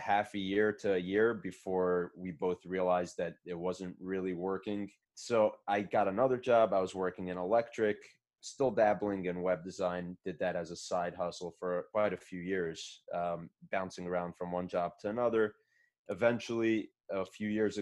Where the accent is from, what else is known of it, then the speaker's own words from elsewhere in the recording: Muncie, Indiana, United States; also born or lived in Brooklyn, New York; I was born in Brooklyn, moved to Muncie as a kid, grew up in Muncie.